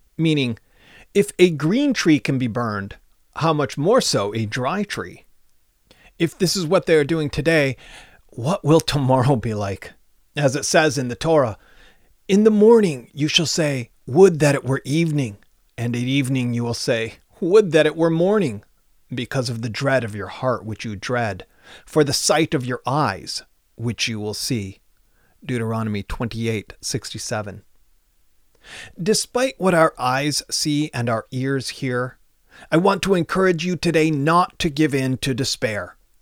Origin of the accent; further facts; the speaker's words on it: United States; as an American